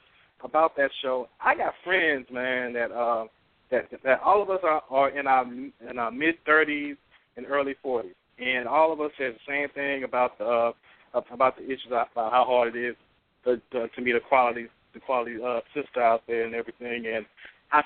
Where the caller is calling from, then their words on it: Arlington, Texas, United States; Oh, I'm calling from Arlington, Texas.